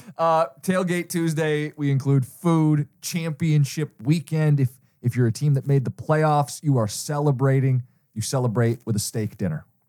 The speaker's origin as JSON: {"language": "English", "town": "Detroit", "region": "Michigan", "country": "United States", "said": "I'm from Michigan"}